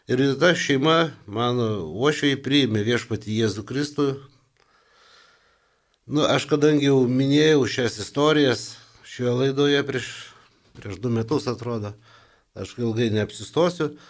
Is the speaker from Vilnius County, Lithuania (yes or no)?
yes; Vilnius, Vilnius County, Lithuania; also born or lived in Kaunas / Mažeikiai; mokiausi Kaune, esu Vilnietis ir kai paskirimą gavau Vilniuje